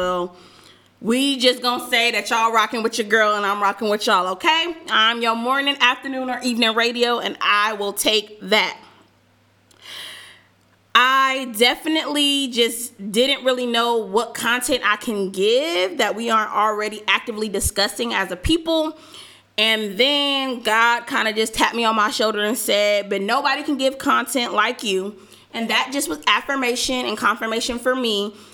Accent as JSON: {"language": "English", "region": "Southern California", "country": "United States", "also_born_or_lived": "Georgia", "moved": "as an adult", "said": "I am from Southern California"}